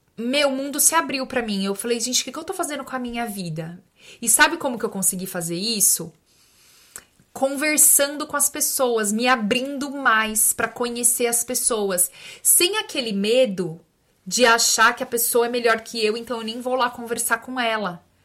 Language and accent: Portuguese; São Bernardo do Campo, São Paulo, Brazil; eu sou de São Berlondres